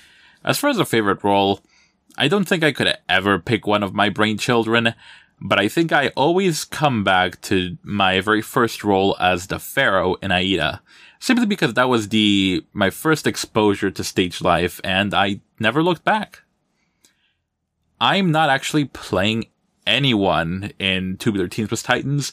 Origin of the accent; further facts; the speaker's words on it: Armenia, Quindío, Colombia; now in New Jersey, United States; I'm originally from Armenia, Quindío, in Colombia, but for the past 20 years or so, I've been living out here in North Jersey.